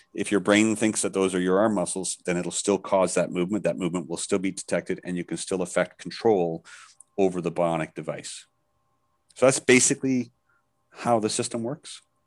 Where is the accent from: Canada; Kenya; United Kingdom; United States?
Canada; now in Thailand; I'm Canadian, but I live in Thailand, so I'm back and forth quite a bit